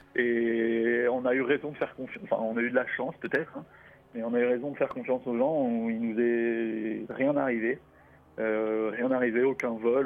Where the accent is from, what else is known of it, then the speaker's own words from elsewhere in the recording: France; on est français, franco-français